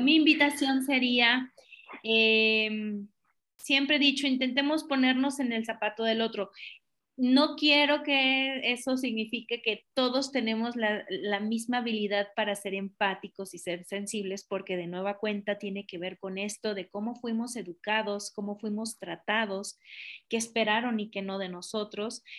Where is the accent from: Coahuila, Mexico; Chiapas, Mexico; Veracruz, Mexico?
Chiapas, Mexico; Tapachula; yo soy de Tapachula originaria